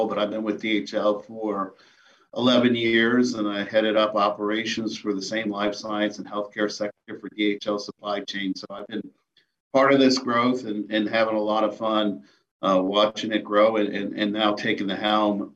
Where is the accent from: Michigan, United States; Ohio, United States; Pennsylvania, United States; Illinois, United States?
Ohio, United States; Cleveland; I lived in the northeast part of Cleveland in Menor, right on the lake, and grew up like most kids